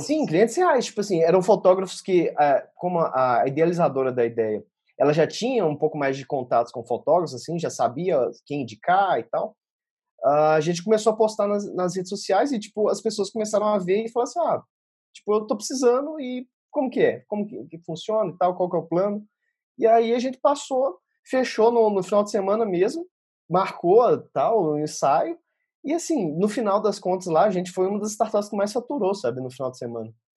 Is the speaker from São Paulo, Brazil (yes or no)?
no; Belo Horizonte, Minas Gerais, Brazil; first language Portuguese; moved away as an adult; also born or lived in Australia; eu saí de Belo Horizonte